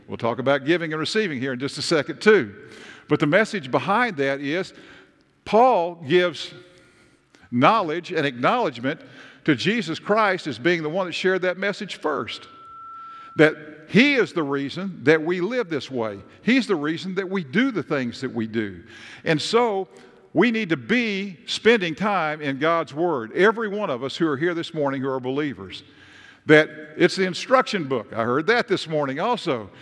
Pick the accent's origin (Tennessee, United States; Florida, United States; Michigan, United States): Tennessee, United States; I am from Tennessee.